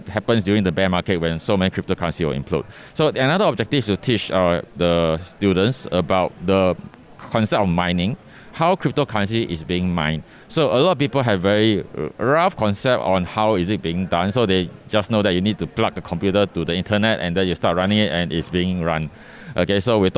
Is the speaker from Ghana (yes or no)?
no; Singapore; I am from Singapore, so my company is Capital Games Studio